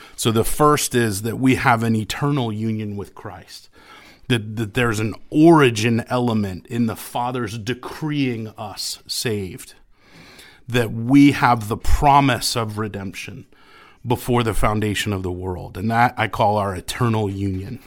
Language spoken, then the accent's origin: English; New England, United States; I grew up in the Episcopal Church of New England